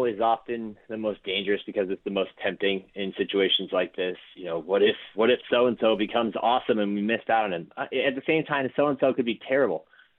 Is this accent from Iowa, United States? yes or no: no; Ohio, United States; I, you know, live in Ohio. I grew up in Ohio. I grew up an Ohio State fan